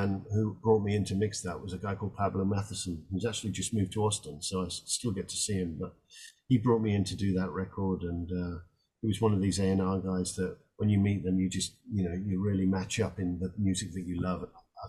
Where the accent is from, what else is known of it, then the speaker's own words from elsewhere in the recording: Scotland, United Kingdom; now in Texas, United States; I'm from Scotland.